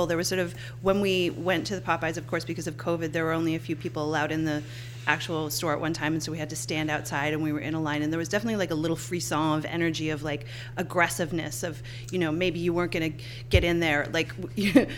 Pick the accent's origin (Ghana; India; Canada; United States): Canada; Newfoundland and Labrador; I grew up in Newfoundland